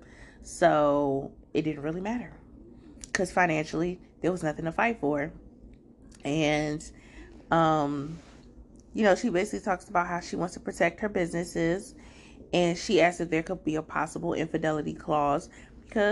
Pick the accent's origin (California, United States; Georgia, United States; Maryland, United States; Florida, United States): Maryland, United States; Prince George's County; I grew up in PG County